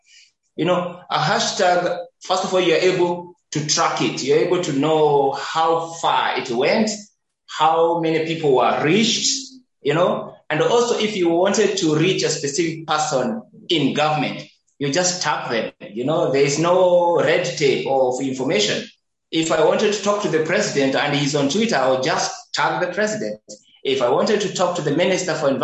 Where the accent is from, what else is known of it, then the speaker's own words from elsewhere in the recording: Nakuru, Nakuru County, Kenya; on my hometown's biggest landfill